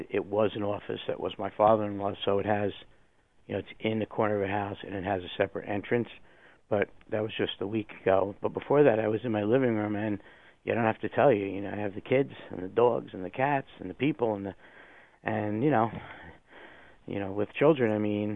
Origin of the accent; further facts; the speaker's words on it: New Jersey, United States; moved away; I was from New Jersey, so as my wife would say, the foreign nation of New Jersey.